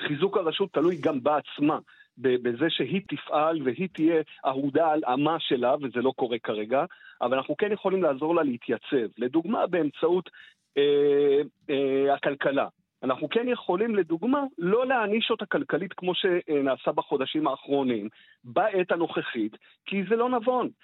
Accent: Israel

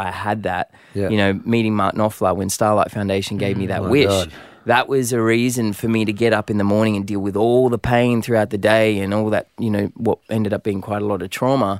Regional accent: Sydney, New South Wales, Australia; I grew up in Southwest Sydney

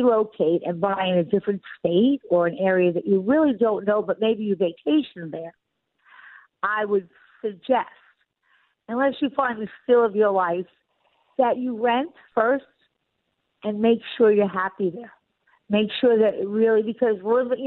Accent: Long Island, New York, United States; moved away; I'm from Long Island

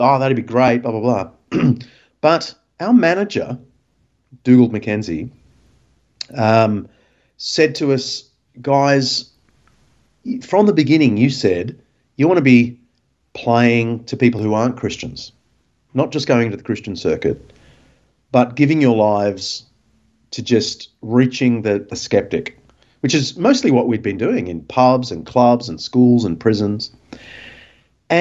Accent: Sydney, New South Wales, Australia; I grew up in Mossman

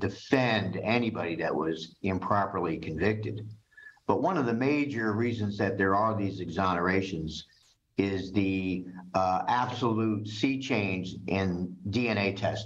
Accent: Yonkers, New York, United States; now in Atlanta, United States; I grew up in Yonkers, New York, and I was a little bit of a street kid.

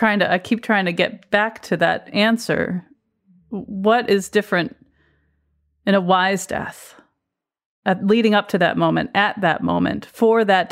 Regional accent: Connecticut, United States; my home state of Connecticut

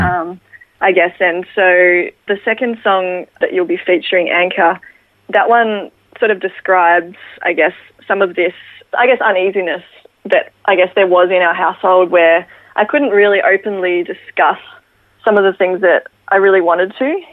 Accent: Ballarat, Victoria, Australia; grew up in Ballarat with my parents and my younger brother

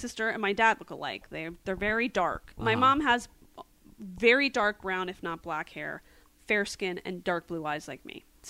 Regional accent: West Chester, Pennsylvania, United States; also born or lived in Phoenixville, Pennsylvania; So I'm from Philadelphia, Pennsylvania suburbs, a town called Westchester. I was Born in Phoenixville, raised in Westchester.

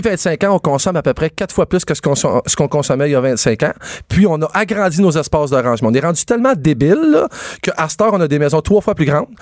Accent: Quebec, Canada

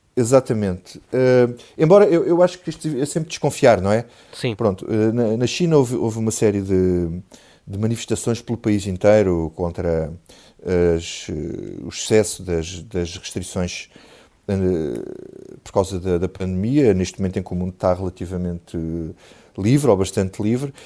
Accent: Grândola, Alentejo, Portugal; eu sou de Grândola

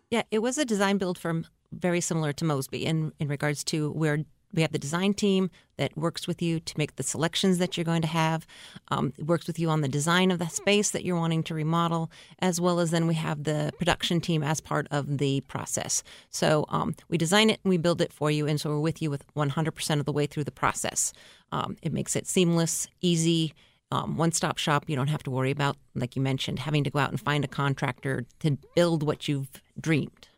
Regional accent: Oregon, United States; moved away; also born or lived in Portland / Seattle, Washington; I'm at Valley, which is in Oregon

